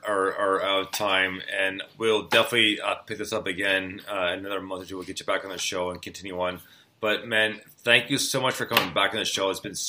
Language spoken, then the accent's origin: English; Canada; I'm Canadian